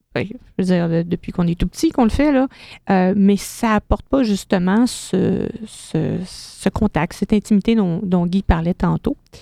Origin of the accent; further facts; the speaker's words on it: Quebec, Canada; chez nous, au Québec